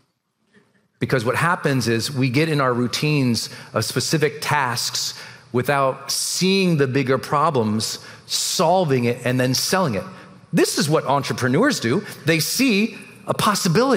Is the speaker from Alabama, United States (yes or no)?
no; Montana, United States; moved away as an adult; I was a cog from Montana